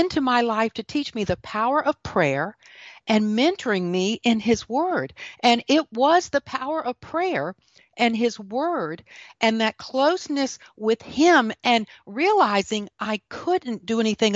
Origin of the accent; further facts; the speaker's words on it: the Golden Corner of South Carolina, United States; also born or lived in Washington, D.C.; I am from the golden corner of South Carolina.